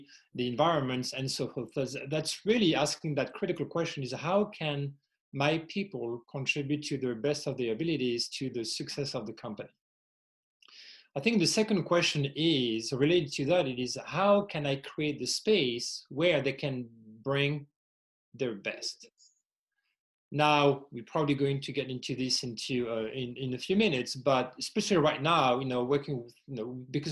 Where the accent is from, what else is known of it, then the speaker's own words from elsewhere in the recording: France; English is a second language; also born or lived in Indiana, United States; now in Arizona, United States; my accent is not native from the U.S., originally from France